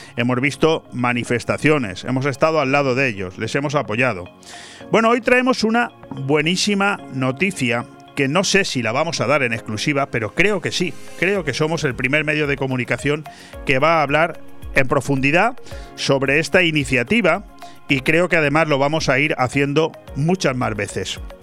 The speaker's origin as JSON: {"language": "Spanish", "town": "Benidorm", "region": "Valencian Community", "country": "Spain", "tie": "born or raised there", "said": "los que somos oriundos de Venidor"}